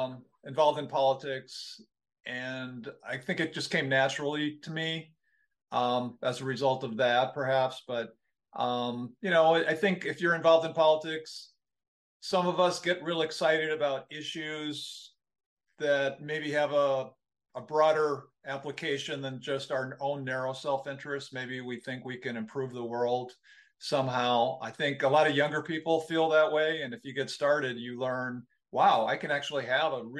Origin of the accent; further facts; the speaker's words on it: Minneapolis, Minnesota, United States; I'm from Minneapolis, Minnesota, and I've been a lawyer since 1988.